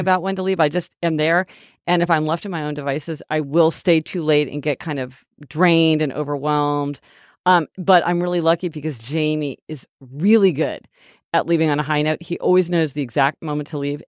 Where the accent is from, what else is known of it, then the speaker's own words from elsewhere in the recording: Kansas City, Missouri, United States; We're from Kansas City, Missouri